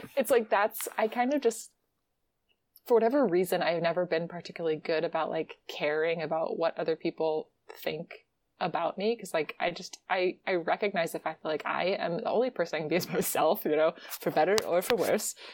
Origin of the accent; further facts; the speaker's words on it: Virginia, United States; moved away; also born or lived in West Coast; I'm from Virginia